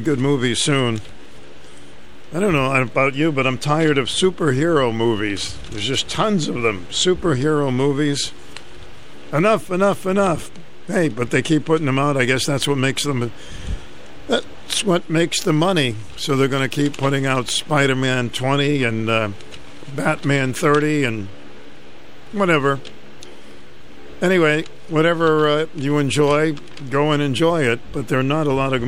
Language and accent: English; Boston, Massachusetts, United States; I grew up in Roxbury.